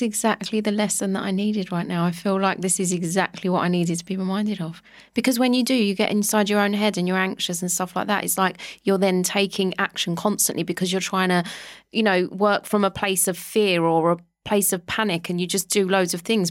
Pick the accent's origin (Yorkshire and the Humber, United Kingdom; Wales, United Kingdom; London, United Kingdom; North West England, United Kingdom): London, United Kingdom; moved away as an adult; I grew up in Walthamstow in London